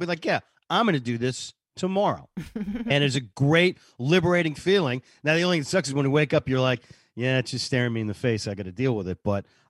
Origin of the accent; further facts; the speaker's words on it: Boston, Massachusetts, United States; moved away; I was born in Boston